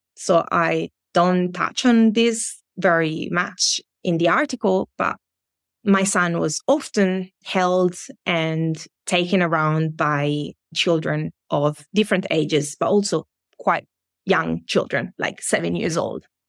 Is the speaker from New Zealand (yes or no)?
no; Italy; moved away as an adult; now in Germany; in Germany where I live now or in Italy, my home country.